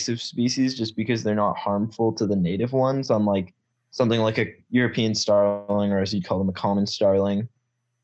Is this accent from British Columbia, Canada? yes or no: yes; British Columbia, Canada; born or raised there